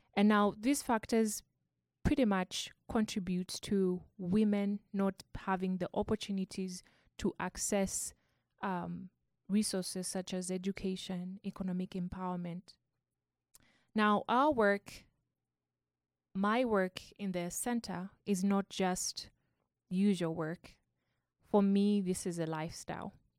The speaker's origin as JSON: {"language": "English", "country": "Zambia", "said": "I come from Zambia"}